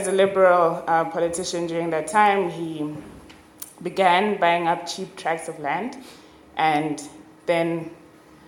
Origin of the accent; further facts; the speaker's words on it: Zimbabwe; I am from Zimbabwe